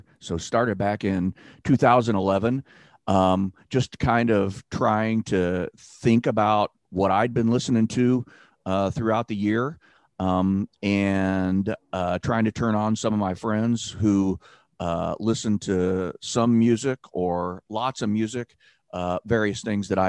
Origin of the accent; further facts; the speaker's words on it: Southern Indiana, United States; I grew up in Southern Indiana with not a whole lot of diversity